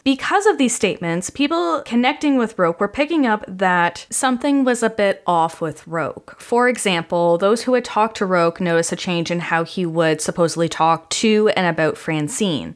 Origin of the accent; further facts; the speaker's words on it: Canada; I'm from Canada